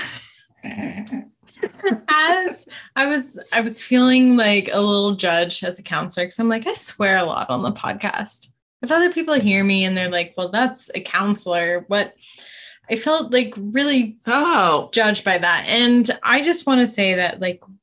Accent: Snohomish, Washington, United States; now in Spokane, United States; I grew up in Snohomish, Washington, which had a lot of cow fields

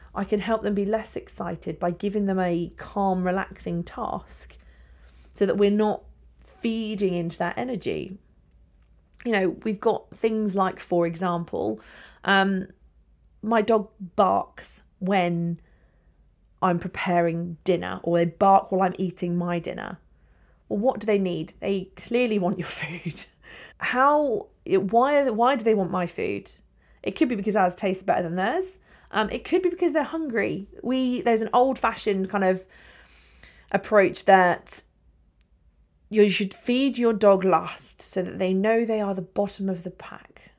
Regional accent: England, United Kingdom; we're English.

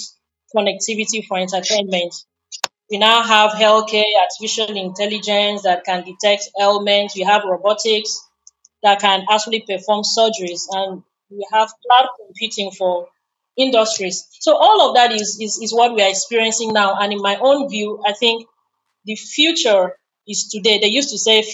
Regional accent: Nigeria; as a Nigerian

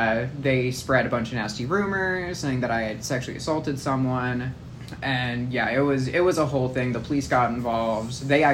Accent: Huntington Beach, California, United States; I went to middle school in Huntington.

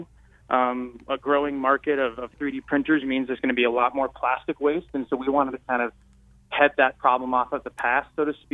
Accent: Marin County, Bay Area, California, United States; moved away; I'm from the Bay Area, I'm from Marin County, and the Brower Institute and David Brower is a big name back home

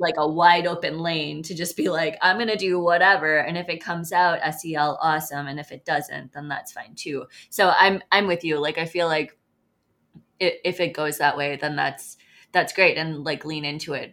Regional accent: Midwest, United States; now in Sun Prairie, United States; as a Midwesterner

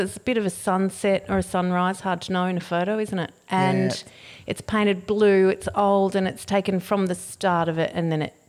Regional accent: Canberra, Australian Capital Territory, Australia; Well, I grew up in Canberra

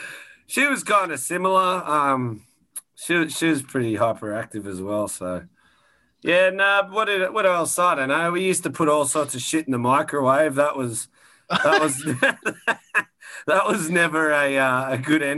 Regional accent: Sydney, New South Wales, Australia; moved away as an adult; also born or lived in Central Coast, New South Wales; now in Toronto, Canada; I'm from Sydney, Australia, and have been residing in Toronto for about 4 years now.

